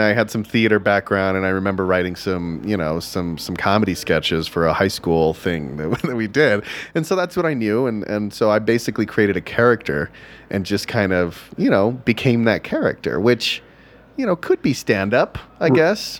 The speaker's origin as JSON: {"language": "English", "region": "Texas", "country": "United States", "tie": "born or raised there", "said": "I grew up in Texas"}